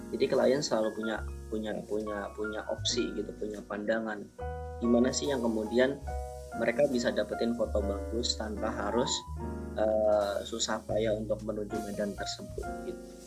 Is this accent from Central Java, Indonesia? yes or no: no; Banyuwangi, East Java, Indonesia; Aku lahir di Banyuwangi eh, di Desa Benengantor tahun 1992.